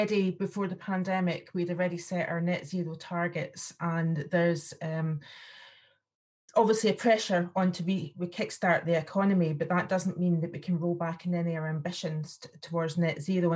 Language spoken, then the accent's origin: English; Aberdeenshire, Scotland, United Kingdom; I'm from Aberdeenshire